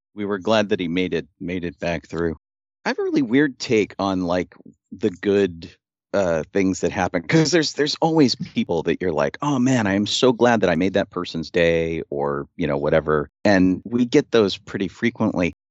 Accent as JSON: {"language": "English", "town": "Pittsburgh", "region": "Pennsylvania", "country": "United States", "said": "I'm from Pittsburgh and not, you know, the U K."}